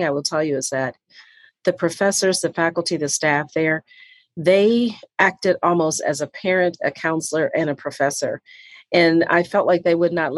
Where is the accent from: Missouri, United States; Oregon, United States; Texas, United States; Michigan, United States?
Michigan, United States; Detroit; moved away; also born or lived in Atlanta; growing up in Detroit